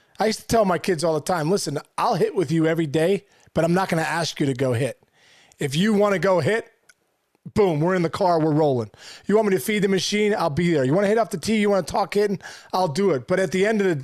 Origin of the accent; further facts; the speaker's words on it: Pittsburgh, Pennsylvania, United States; I'm from Pittsburgh